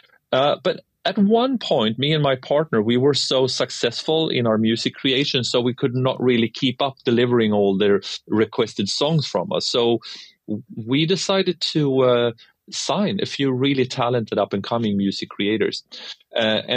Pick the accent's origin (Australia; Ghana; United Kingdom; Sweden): Sweden; from my hometown in Sweden